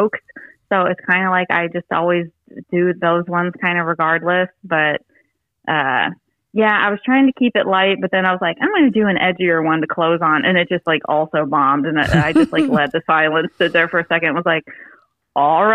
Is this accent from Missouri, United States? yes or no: no; Urbana, Ohio, United States; moved away as an adult; also born or lived in Columbus, Ohio; now in Fort Wayne, United States; I grew up in a little town called Urbana, Ohio